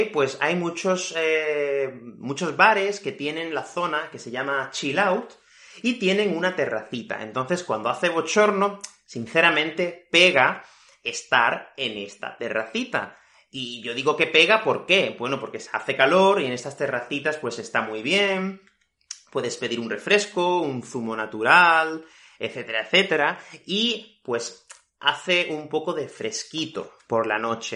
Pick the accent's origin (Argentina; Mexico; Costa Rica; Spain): Spain; Fuengirola, Andalusia; yo soy de Málaga, de una ciudad que se llama Fuengirola, y aquí hace muchísimo calor en verano